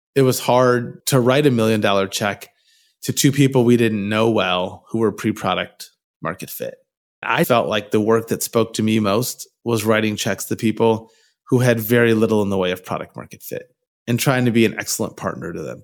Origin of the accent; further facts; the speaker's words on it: Michigan, United States; moved away as an adult; also born or lived in San Francisco Bay Area, California; now in Bay Area, United States; I was born in Michigan. I lived there till I was eighteen years old